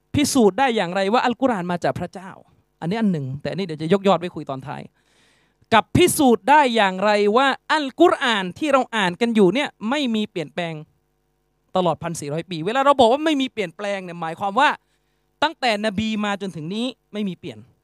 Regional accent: Yala, Thailand; อย่างผมพื้นเพเดิม ผมเป็นคนจังหวัดยะลา

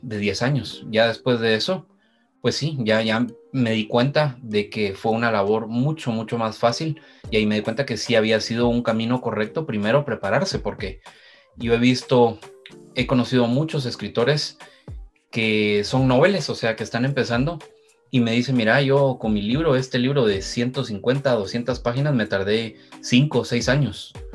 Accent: Guatemala; mi experiencia como escritor guatemalteco

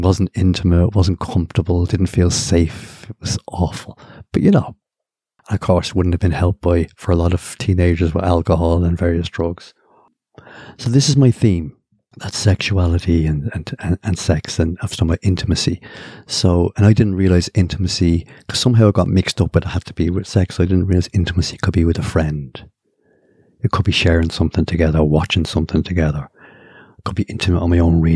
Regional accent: Ireland; born or raised there

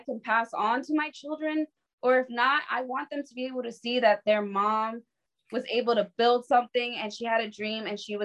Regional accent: New York City, New York, United States; I was from the Bronx. I would have never seen a horse in the Bronx

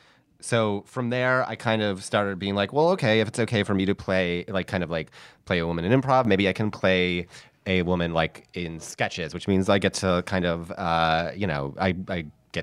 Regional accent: Upstate New York, United States; born or raised there; moved away

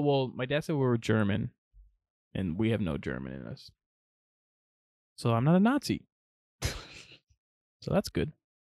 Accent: Yorkshire and the Humber, United Kingdom; And so I'm from the South Yorkshire area.

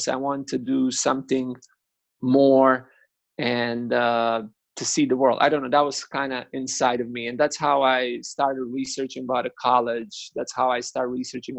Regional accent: Kaštela, Split-Dalmatia County, Croatia; I'm from Kaštela.

